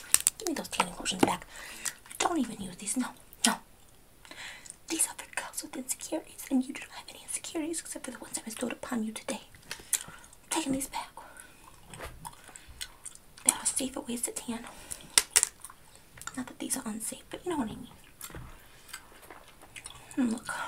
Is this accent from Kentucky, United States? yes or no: yes; Kentucky, United States; now in New Jersey, United States; I grew up in Kentucky. And I came to Jersey. And now, I don't know what my accent is.